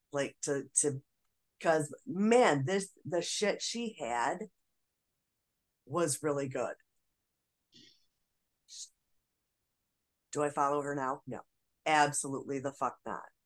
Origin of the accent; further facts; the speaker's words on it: Michigan, United States; I was from Michigan